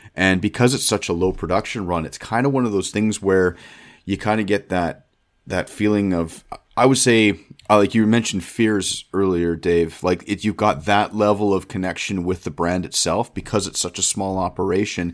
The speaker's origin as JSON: {"language": "English", "country": "Canada", "said": "being Canadian"}